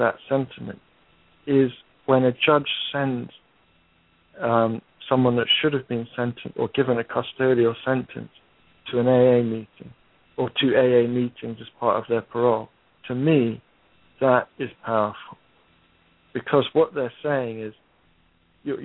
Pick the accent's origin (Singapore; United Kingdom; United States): United Kingdom; I'm a Brit.